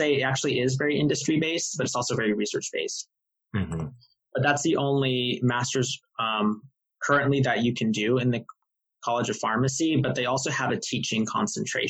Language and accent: English; Tampa, Florida, United States; I'm also from Tampa, so, you know, I was able to live at home and save money from not having to move.